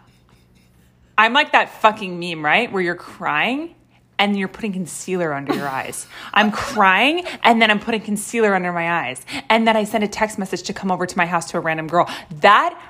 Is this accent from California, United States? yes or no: yes; Los Angeles, California, United States; I'm from Los Angeles. Okay? Born and fucking raised